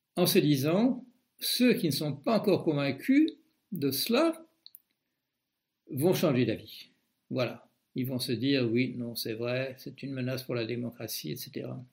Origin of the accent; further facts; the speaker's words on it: Belgium; moi je suis belge